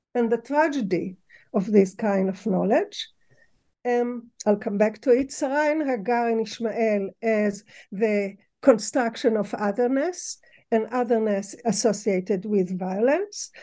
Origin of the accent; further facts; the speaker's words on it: Tel Aviv, Tel Aviv District, Israel; moved away; also born or lived in Ramat Gan; I was born in Israel